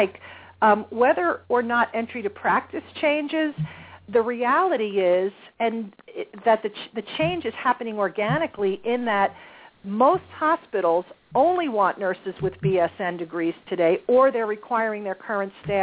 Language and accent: English; New Jersey, United States; my home state of New Jersey